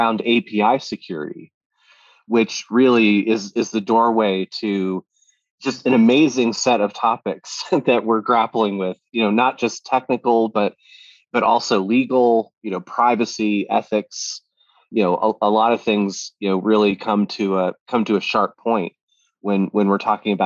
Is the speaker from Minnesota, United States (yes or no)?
no; Florida, United States; I was a kid, I didn't have any money, and I was growing up in Florida